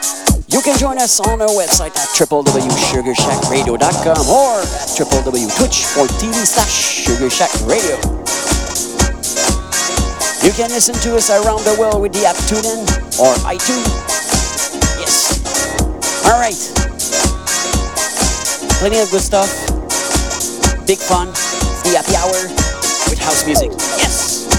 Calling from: Montreal, Quebec, Canada; I'm live from Montreal, Quebec, Canada.

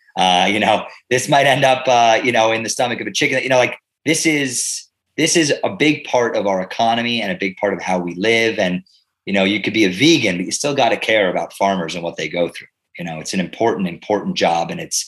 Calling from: Pennsylvania, United States; I am calling in from Bucks County, Pennsylvania. We're in eastern Pennsylvania, about 5 minutes from the Delaware River

